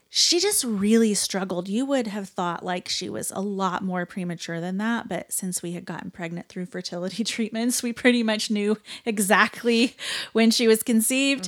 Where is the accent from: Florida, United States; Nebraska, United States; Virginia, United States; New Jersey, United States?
Nebraska, United States; I grew up in Nebraska